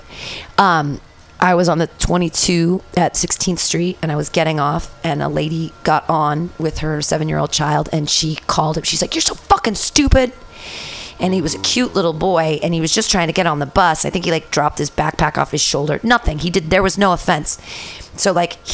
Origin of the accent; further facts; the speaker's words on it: Danville, California, United States; also born or lived in Livermore; I grew up in Danville